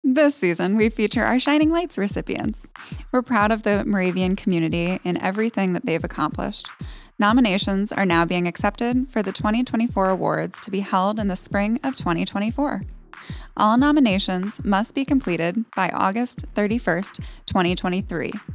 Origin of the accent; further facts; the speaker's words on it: Stroudsburg, Pennsylvania, United States; I grew up in Stroudsburg